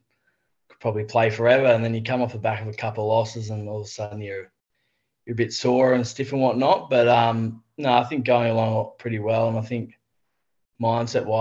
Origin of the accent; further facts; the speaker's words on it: Wagga Wagga, New South Wales, Australia; now in Sydney, Australia; growing up in Wagga, it's typical like country kid sort of stuff.